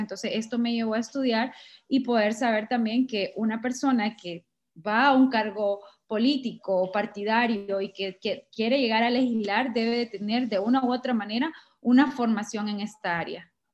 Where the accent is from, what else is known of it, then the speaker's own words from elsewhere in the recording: Sabana Grande, Francisco Morazán, Honduras; nací en Sabana Grande, Francisco Morazán